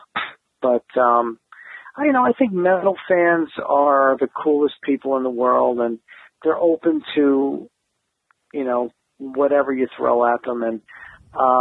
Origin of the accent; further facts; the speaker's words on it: New Jersey, United States; We're both from New Jersey